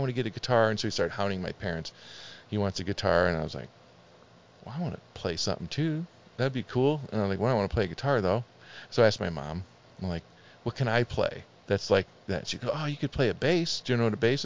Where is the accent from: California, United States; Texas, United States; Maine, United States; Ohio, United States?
Ohio, United States; Chardon; also born or lived in Parma, Ohio; growing up in Chardon, Ohio